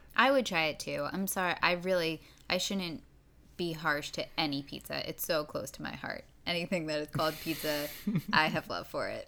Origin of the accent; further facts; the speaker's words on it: New York, United States; I am from New York